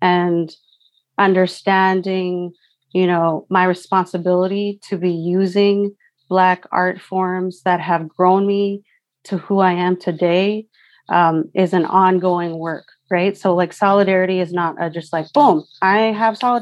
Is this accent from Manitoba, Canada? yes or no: no; Surrey, British Columbia, Canada; I'm Filipino. I grew up in Surrey. I grew up in Vancouver, unceded Coast Salish territory